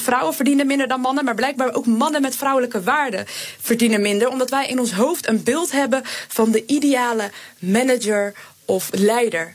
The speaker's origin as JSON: {"language": "Dutch", "town": "Rotterdam", "region": "South Holland", "country": "Netherlands", "said": "Ik kom ook uit Rotterdam."}